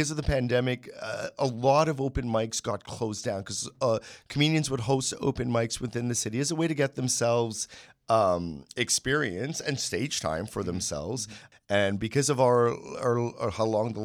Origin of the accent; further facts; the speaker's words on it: Montreal, Quebec, Canada; moved away as an adult; now in Toronto, Canada; growing up in Montreal